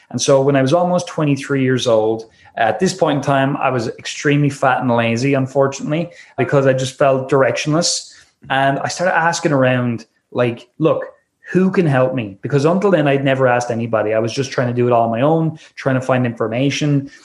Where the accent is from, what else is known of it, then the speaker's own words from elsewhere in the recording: Wexford, Leinster, Ireland; also born or lived in Dublin; I left my hometown uh, called Wexford in Ireland and uh, I moved up to Dublin